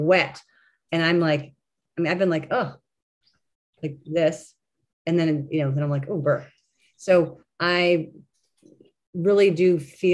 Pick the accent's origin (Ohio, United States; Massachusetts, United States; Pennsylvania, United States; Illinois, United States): Ohio, United States; Cleveland; we're from Cleveland, Ohio.